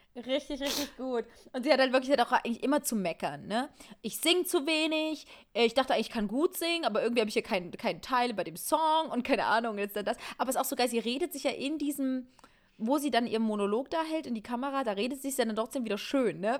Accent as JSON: {"language": "German", "town": "Rudolstadt", "region": "Thuringia", "country": "Germany", "said": "meiner Kleinstadt, wo ich herkomme, aus Rudolstadt."}